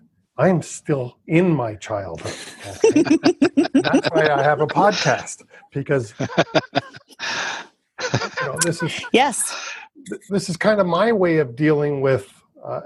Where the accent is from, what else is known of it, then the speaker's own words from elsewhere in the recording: Toronto, Ontario, Canada; moved away as an adult; now in Hamilton, Canada; I was born and raised in Toronto, raised as an Argonaut fan